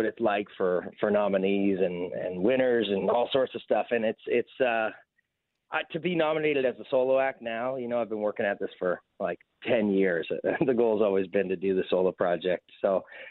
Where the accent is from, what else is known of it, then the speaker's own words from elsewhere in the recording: Waterloo, Ontario, Canada; I'm from Waterloo